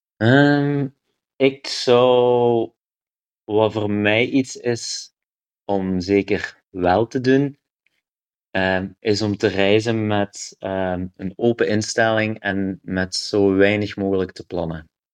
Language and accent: Dutch; Kaulille, Flanders, Belgium; moved away; also born or lived in Ghent; ik ben van Kouwelil.